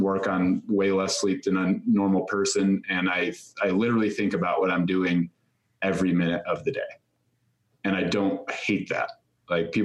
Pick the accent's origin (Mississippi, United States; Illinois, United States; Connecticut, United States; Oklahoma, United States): Illinois, United States; Chicago; moved away as an adult; I grew up living in Chicago